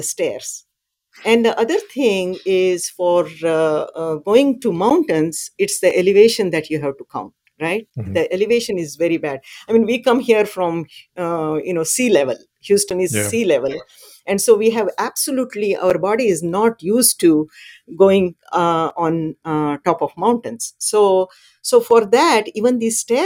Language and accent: English; India; now in Texas, United States; I grew up in a small village back in India, and my home was surrounded by mountains, and I come from the Sahyadri mountain range